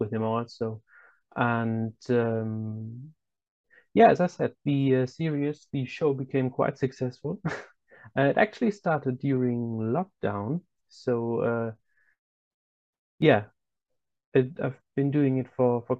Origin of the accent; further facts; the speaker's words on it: Germany; I'm from Germany, and I am German, as you can already tell by my name